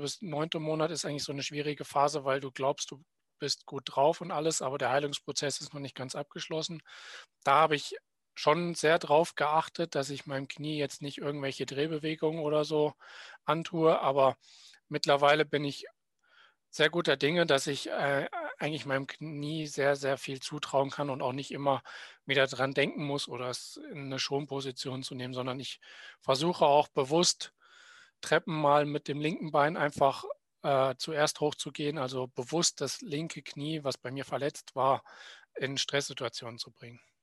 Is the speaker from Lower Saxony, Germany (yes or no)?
no; Willingen, Hesse, Germany; in meinem Heimatort Willingen